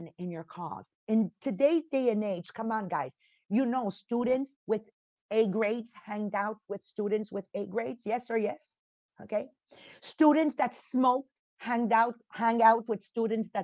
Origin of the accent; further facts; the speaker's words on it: Italy; moved away; I'm from Italy. You're born there. I'm born in Italy.